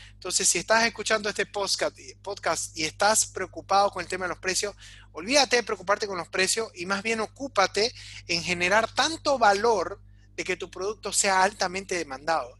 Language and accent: Spanish; Bolivia; sacarnos adelante como bolivianos